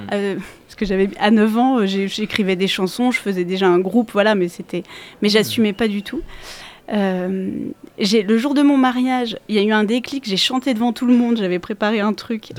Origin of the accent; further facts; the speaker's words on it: Angers, Pays de la Loire, France; moved away as an adult; also born or lived in Paris; j'habitais Paris, j'ai quitté Paris pour revenir m'installer à Angers, parce que je suis originaire d'Angers